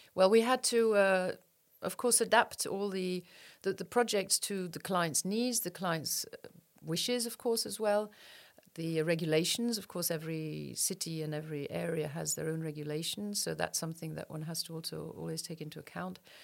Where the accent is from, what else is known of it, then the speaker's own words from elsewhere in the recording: Luxembourg; born here, raised here, and. Uh, went abroad for studies, but uh, otherwise I'm I'm from here